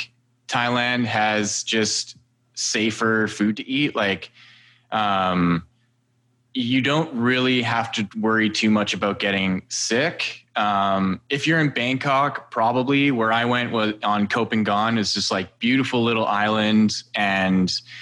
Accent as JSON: {"language": "English", "town": "Edmonton", "region": "Alberta", "country": "Canada", "tie": "born or raised there", "said": "I was born in Edmonton, Alberta, and my parents are Serbian."}